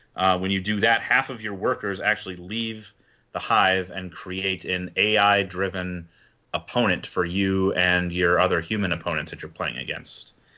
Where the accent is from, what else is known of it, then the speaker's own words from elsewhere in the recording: Wisconsin, United States; now in Philadelphia, United States; I'm from Wisconsin originally